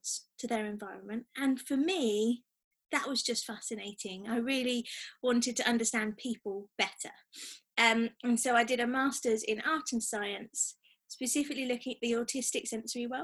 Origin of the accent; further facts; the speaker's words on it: Devon, South West England, United Kingdom; moved away as an adult; also born or lived in London; now in Sheffield, United Kingdom; I'm originally from Devon